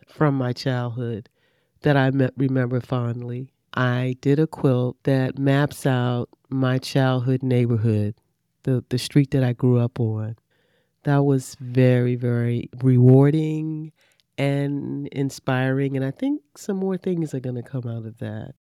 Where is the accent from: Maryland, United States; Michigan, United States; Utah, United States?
Maryland, United States; Baltimore; now in Riviera Beach, United States; I grew up in Baltimore, Baltimore, Maryland, and I grew up just a few blocks from Johns Hopkins Hospital